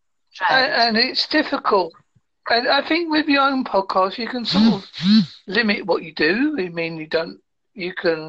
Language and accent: English; United Kingdom; I'm from the United Kingdom.